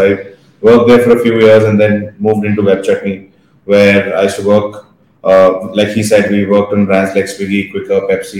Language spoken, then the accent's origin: English; Bangalore, Karnataka, India; So I've been born and brought up in Bangalore, done my schooling here, was a hostel kid, the best years of my life for sure. Did my college in Bangalore